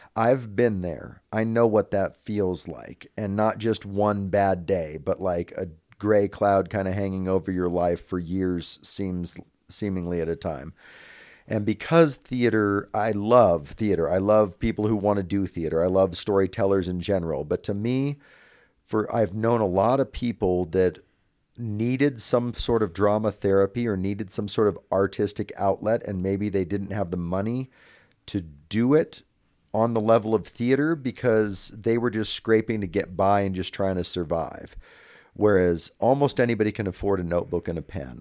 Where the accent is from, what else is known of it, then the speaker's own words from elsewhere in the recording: Northern California, United States; now in Reno, United States; I'm originally from Northern California, so my family's only about an hour and a half away